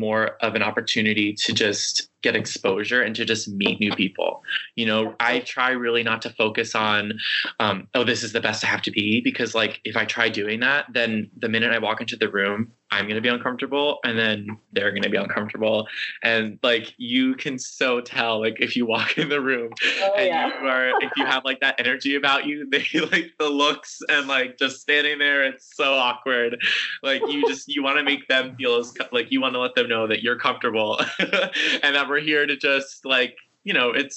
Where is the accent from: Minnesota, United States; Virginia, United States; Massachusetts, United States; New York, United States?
New York, United States; I grew up in New York, so I was only like a train ride away from New York City